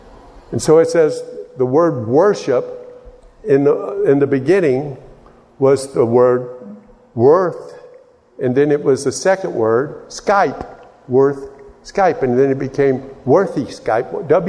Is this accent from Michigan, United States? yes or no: no; Texas, United States; And so I tried to change my accent and started talking like a New Yorker, you know. And nobody knew I was from Texas anymore.